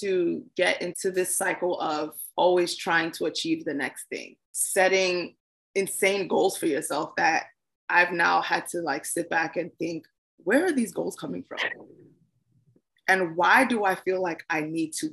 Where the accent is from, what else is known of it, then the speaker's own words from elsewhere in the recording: Nigeria; I am a Nigerian girl